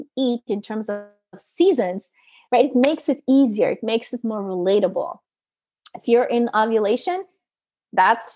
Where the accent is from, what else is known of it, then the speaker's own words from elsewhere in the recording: Canada; I come from Canada